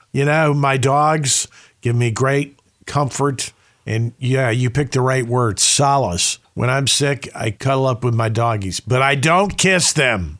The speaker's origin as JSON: {"language": "English", "region": "the South", "country": "United States", "tie": "born or raised there", "also_born_or_lived": "Midwest", "moved": "yes", "said": "growing up in the South"}